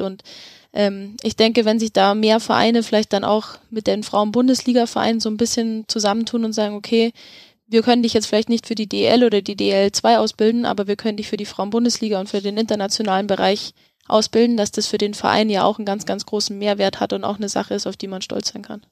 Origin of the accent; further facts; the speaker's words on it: Germany; bei uns in Deutschland